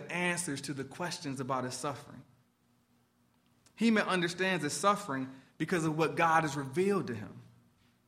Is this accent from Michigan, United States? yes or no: yes; Detroit, Michigan, United States; my hometown of Detroit